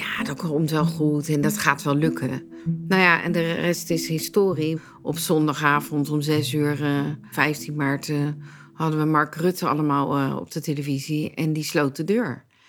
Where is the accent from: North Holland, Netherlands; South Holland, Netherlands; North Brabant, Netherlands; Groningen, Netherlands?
South Holland, Netherlands; Leiden; Ik ben geboren en getogen in Leiden